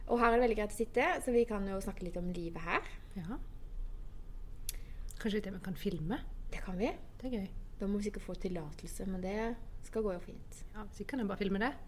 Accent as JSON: {"language": "Norwegian", "region": "Sørlandet", "country": "Norway", "said": "Vi er fra Sørlandet."}